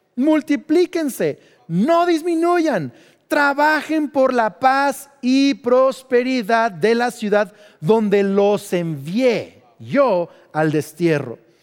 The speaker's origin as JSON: {"language": "Spanish", "country": "Mexico", "tie": "born or raised there", "also_born_or_lived": "United States", "said": "yo soy mexicano. Entonces, aunque tengo doble nacionalidad, culturalmente soy más mexicano porque fui a escuelas mexicanas"}